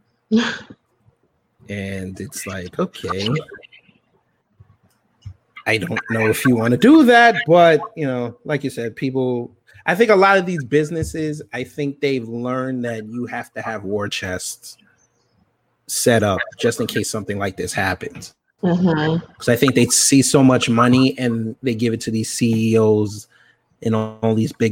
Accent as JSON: {"language": "English", "country": "Jamaica", "said": "I'm Jamaican."}